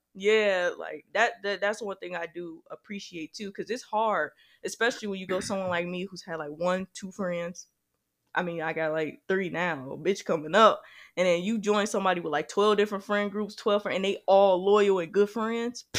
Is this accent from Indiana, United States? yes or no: yes; Gary, Indiana, United States; now in Indianapolis, United States; Gary's my hometown